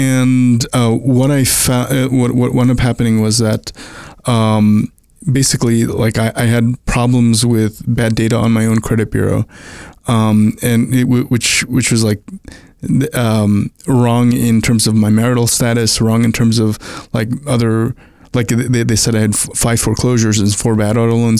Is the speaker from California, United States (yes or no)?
no; Brooklyn, New York, United States; also born or lived in India / Long Island / Puerto Rico / New Jersey; I was born in India, moved to the US when I was a toddler, and grew up in Brooklyn, then Long Island, then Puerto Rico, then New Jersey, and then went to college.